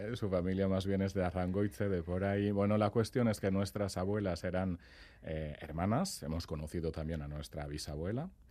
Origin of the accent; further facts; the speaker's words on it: Saint-Pée-sur-Nivelle, Nouvelle-Aquitaine, France; yo soy de Sempere